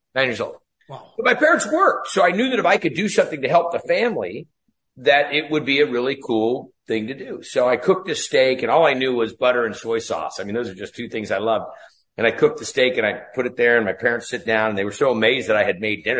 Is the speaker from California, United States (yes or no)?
yes; Ferndale, California, United States; I grew up in Northern California. If you ever saw the movie Outbreak with uh, Dustin Hoffman, that's a little town that I was raised in, a little town called Ferndale